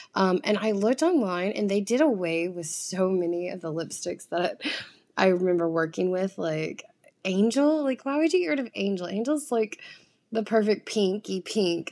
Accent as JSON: {"language": "English", "region": "the South", "country": "United States", "tie": "born or raised there", "moved": "yes", "lives_now": "New York, United States", "said": "I come from the South where, um, you're raised kind of more traditionally"}